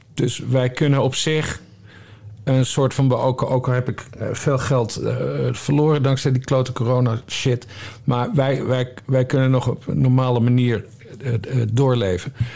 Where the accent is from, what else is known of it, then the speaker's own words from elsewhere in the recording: Drachten, Friesland, Netherlands; ik ben opgegroeid in Drachten, Friesland.